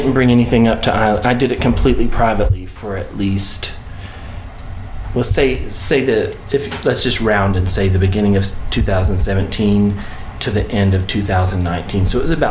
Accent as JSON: {"language": "English", "region": "Texas", "country": "United States", "said": "We're from Texas"}